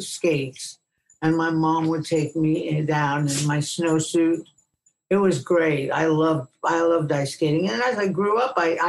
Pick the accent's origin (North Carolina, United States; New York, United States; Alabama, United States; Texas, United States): New York, United States; New York City; But I was from Brooklyn and we ice skated all the time.